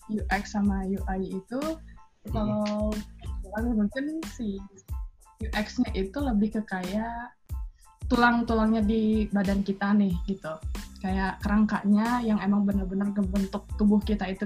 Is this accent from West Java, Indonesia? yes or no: yes; Bandung, West Java, Indonesia; dari hmm. dari Bandung